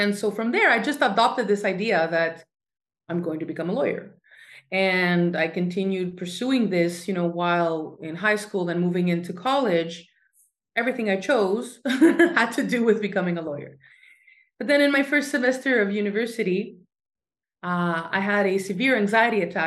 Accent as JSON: {"language": "English", "town": "Montreal", "region": "Quebec", "country": "Canada", "tie": "born or raised there", "moved": "as an adult", "lives_now": "Crete, Greece", "said": "I was born in Montreal, Canada"}